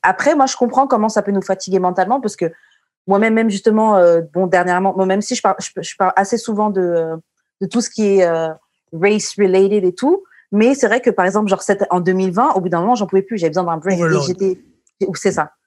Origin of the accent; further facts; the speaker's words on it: Martinique; je suis martiniquaise